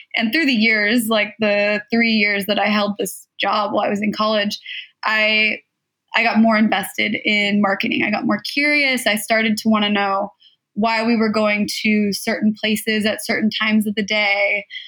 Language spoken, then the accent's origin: English; Southern California, United States; I was born and raised in Southern California